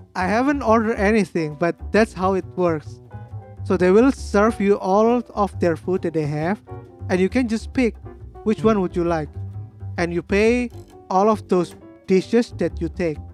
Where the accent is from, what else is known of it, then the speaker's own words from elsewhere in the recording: Indonesia; English is a second language; as a local